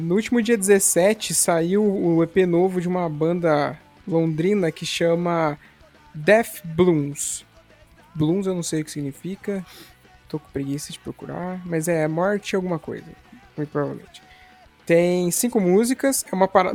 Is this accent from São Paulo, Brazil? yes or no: yes; São Paulo, Brazil; now in Paraná, Brazil; eu pelo menos não sou aqui do Paraná, eu sou aí de São Paulo, lá de São Paulo na verdade